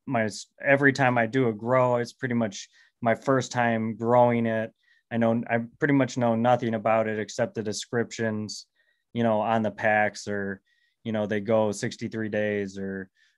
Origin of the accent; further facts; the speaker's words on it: Michigan, United States; I'm from Michigan